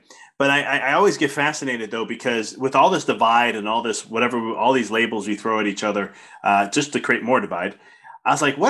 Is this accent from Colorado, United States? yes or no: no; Chicago, Illinois, United States; moved away as an adult; also born or lived in Arizona; When I first moved away from Chicago to go to school at Arizona State, I was there for a year and a half.